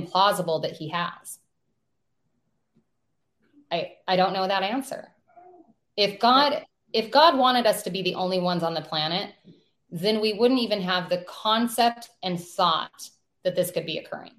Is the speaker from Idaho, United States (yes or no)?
yes; North Idaho, United States; we're from North Idaho